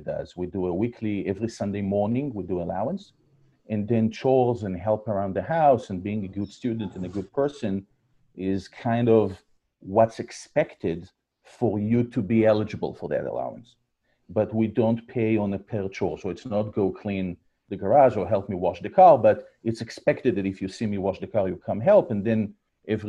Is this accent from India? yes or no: no; Israel; moved away as an adult; you can hear from my accent. I was born and raised in Israel. I'm here for about 15 years, followed my wife